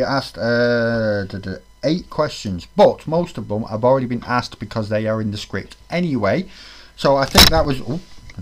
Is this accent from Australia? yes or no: no; Greater Manchester, North West England, United Kingdom; I'm from Greater Manchester